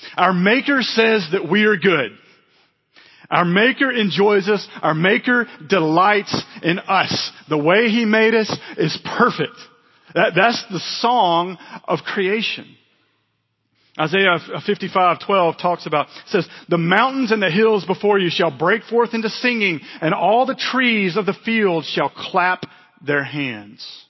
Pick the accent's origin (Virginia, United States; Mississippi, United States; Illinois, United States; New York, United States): Mississippi, United States; moved away; I was from Mississippi